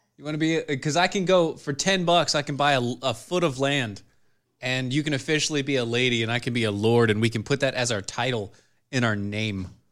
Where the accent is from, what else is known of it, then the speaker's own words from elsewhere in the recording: United States; I'm an American.